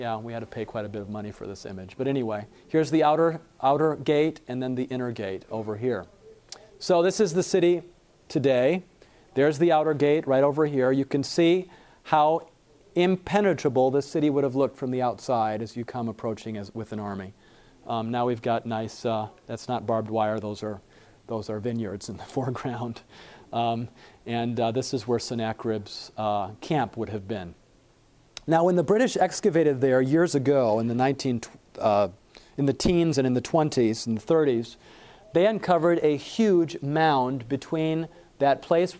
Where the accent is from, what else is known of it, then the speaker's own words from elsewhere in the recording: Michigan, United States; moved away; I grew up in Michigan, up in the north where we have snow.